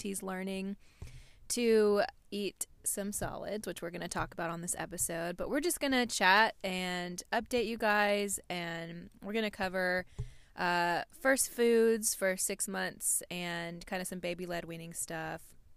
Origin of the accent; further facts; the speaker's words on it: Nashville, Tennessee, United States; we're from Nashville